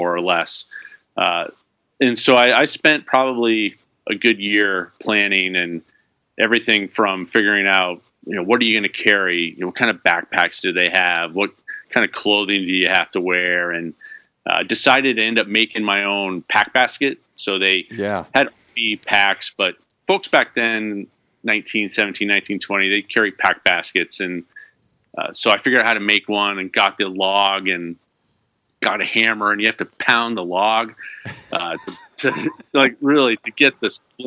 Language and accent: English; Vermont, United States; I grew up in Vermont